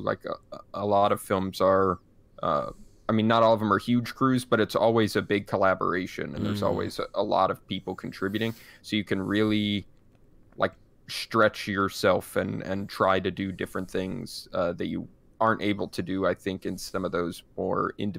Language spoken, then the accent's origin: English; Montreal, Quebec, Canada; I'm from Montreal, which is like a super cool thing going on.